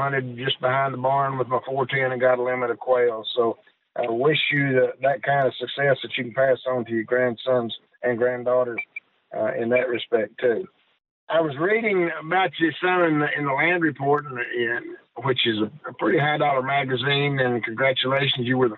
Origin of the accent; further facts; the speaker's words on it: Oklahoma, United States; I'm from Oklahoma